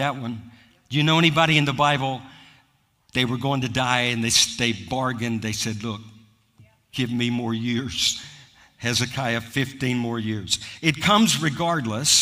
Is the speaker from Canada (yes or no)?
no; United States; I'm American